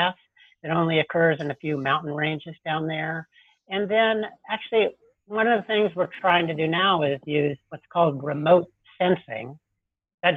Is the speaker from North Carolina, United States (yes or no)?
yes; Asheville, North Carolina, United States; now in Farmington, United States; grew up in the Southern Appalachians in Asheville, North Carolina